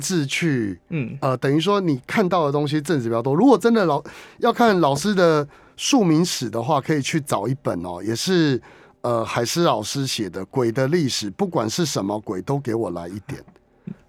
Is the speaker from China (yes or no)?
no; Keelung, Taiwan; 我在十二岁那一年当时的基隆市立文化中心，我是基隆人嘛